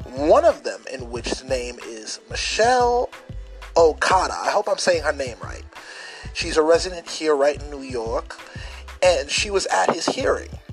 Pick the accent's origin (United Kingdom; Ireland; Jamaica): Jamaica; I'm going to talk to you as a Jamaican.